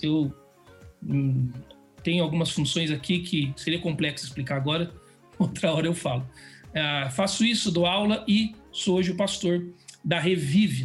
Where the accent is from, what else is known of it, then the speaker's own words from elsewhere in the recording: Vale do Paraíba, São Paulo, Brazil; moved away as an adult; also born or lived in Jacareí; now in Atibaia, Brazil; Vale do Paraíba, eu sou dessa região, sou do Vale do Paraíba, lugar muito legal